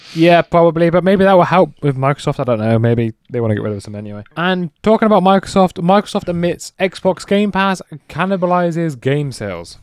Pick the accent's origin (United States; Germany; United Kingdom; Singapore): United Kingdom; England; Just because I'm English